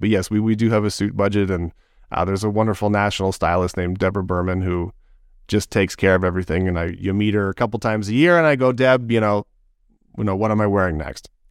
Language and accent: English; Toronto, Ontario, Canada; I was born in Scarborough. I, I grew up in Toronto.